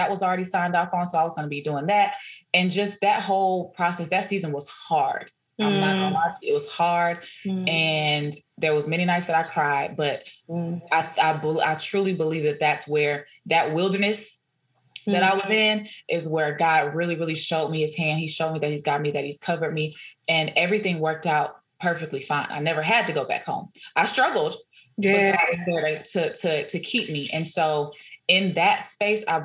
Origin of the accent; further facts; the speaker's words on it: Dallas, Texas, United States; also born or lived in Houston / Nacogdoches; I'm originally from Dallas